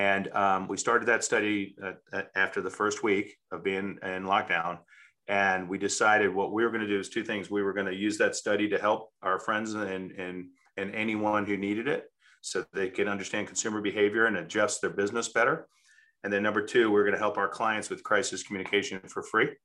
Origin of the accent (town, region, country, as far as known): United States